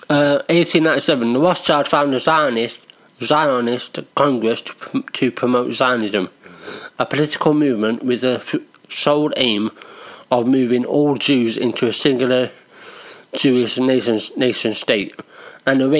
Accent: United Kingdom; Because we're British.

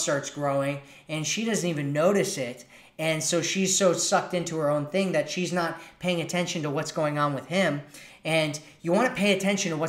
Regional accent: United States; accent: American; my American accent

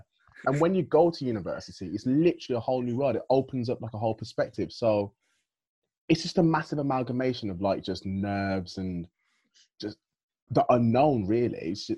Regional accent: Birmingham, West Midlands, United Kingdom; moved away; So I'm from Birmingham, right? And I grew up in a household that was very much like regimented

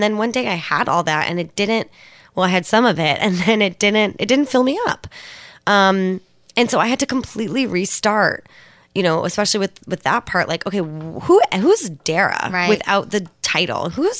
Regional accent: Alameda, California, United States; Props to Alameda, California. And they've never been there. It's a beautiful little island.

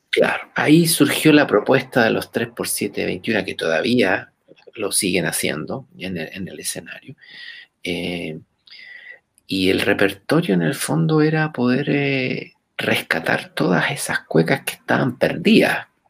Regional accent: Chile; por las venas de todos los chilenos corre sangre africana

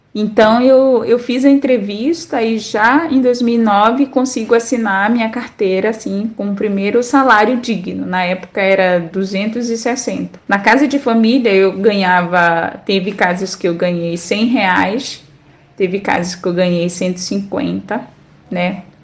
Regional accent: Solimões River, Amazonas, Brazil; now in Manaus, Brazil; que é o Rio Solimões, de onde eu venho

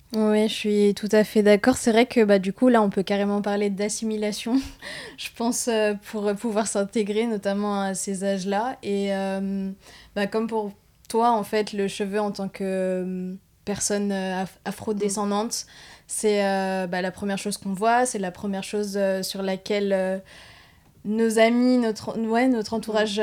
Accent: Paris, Île-de-France, France; j'ai grandi bah, sur Paris même

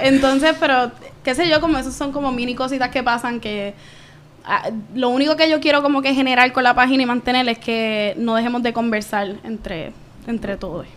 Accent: Caguas, Puerto Rico; moved away as an adult; also born or lived in San Juan metropolitan area, Puerto Rico; soy de Cagua, de Bairoa, centro y corazón de Puerto Rico, del nuevo país

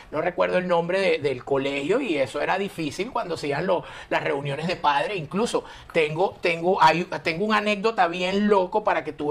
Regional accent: La Guaira, Venezuela; moved away; also born or lived in Spain; Yo vengo de La Guaira, de La Paz

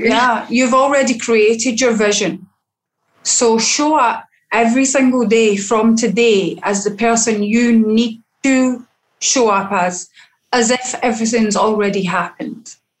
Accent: Scotland, United Kingdom; now in Barbados; as a female and as a Scottish female

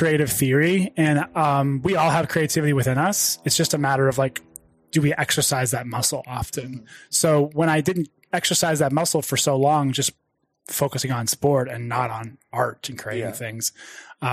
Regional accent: United States; also born or lived in Ohio / Pittsburgh, Pennsylvania; born and raised in Ohio and Pittsburgh

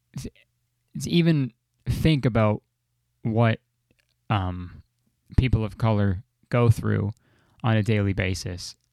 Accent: Canada; I'm Canadian

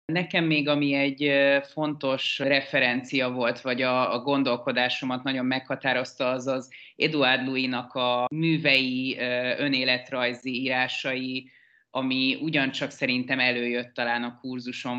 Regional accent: Pécs, Baranya, Hungary; moved away as an adult; now in Budapest, Hungary; Én egy másik vidéki metropolisból származom Pécsről. Én ott születtem, és 20 éves koromig ott is éltem.

